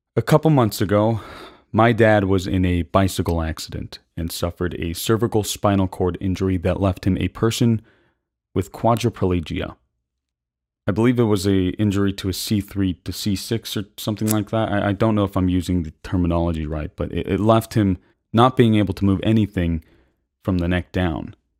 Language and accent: English; United States; we as American citizens